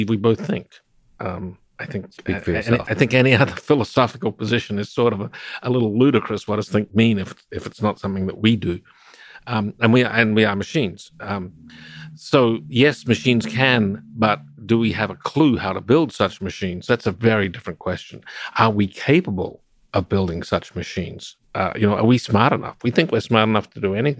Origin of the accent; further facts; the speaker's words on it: Adelaide, South Australia, Australia; I grew up in Adelaide, South Australia